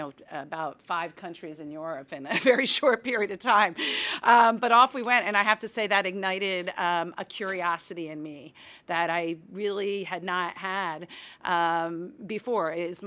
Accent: Philadelphia, Pennsylvania, United States; I grew up in Philadelphia, and my father was a high school history teacher.

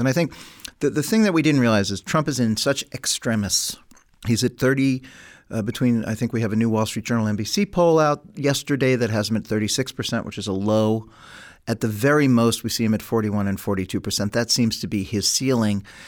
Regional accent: New York City, New York, United States; I come from New York City

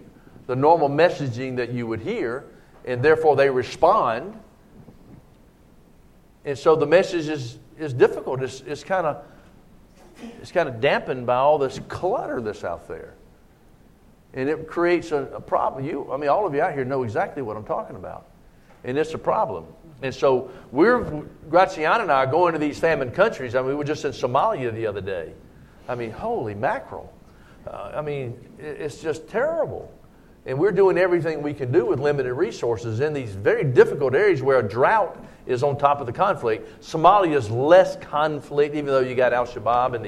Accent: United States; the United States, you know, speaking as to my home country

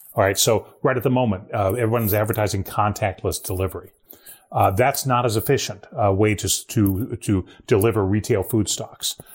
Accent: Ohio, United States; moved away; my home state of Ohio

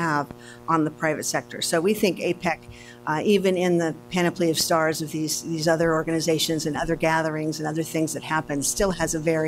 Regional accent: Seattle, Washington, United States; I'm from Seattle

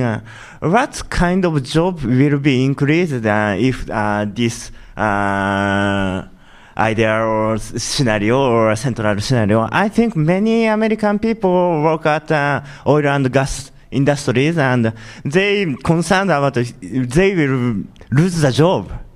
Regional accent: Japan; I'm from Japan

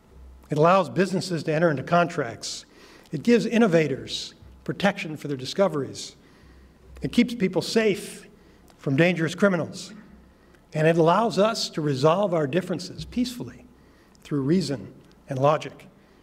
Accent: Maryland, United States; in my home state of Maryland, there was a U.S. attorney who served for 19 years

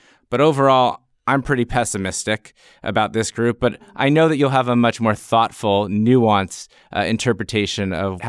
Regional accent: Nigeria; No, I think you're right, and it's hard for me as a Nigerian optimist to reach that conclusion, but I'm with you.

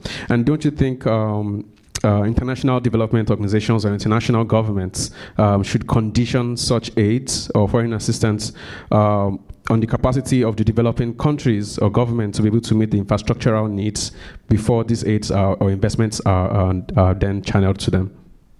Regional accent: Nigeria; moved away; I'm originally from Nigeria.

